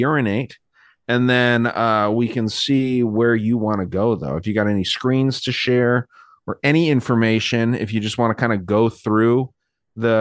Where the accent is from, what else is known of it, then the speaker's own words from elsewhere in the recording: Tucson, Arizona, United States; my hometown here